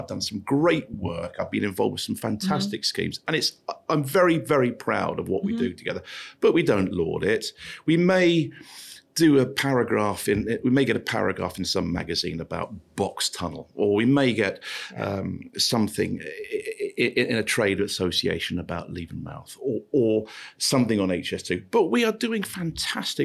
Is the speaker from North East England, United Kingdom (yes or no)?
no; Luton, East of England, United Kingdom; I grew up in Luton